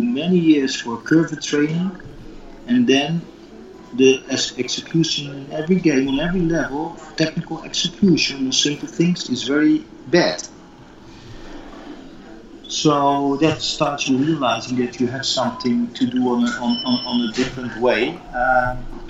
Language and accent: English; Netherlands; moved away as an adult; also born or lived in Qatar; in Holland, where I come from